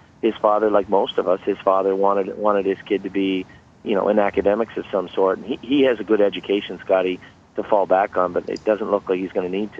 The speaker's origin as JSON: {"language": "English", "region": "Prince Edward Island", "country": "Canada", "tie": "born or raised there", "moved": "as an adult", "lives_now": "Campbellville, Canada", "said": "I was born and raised in Prince Edward Island"}